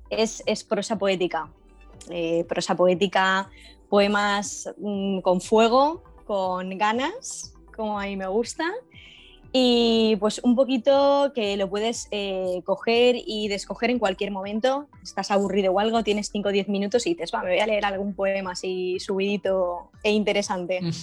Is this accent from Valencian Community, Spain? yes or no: yes; Valencia, Valencian Community, Spain; soy de Valencia, soy millennial